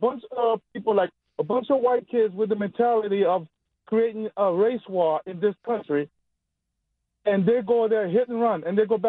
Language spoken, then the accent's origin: English; Haiti; now in United States; I'm from Haiti.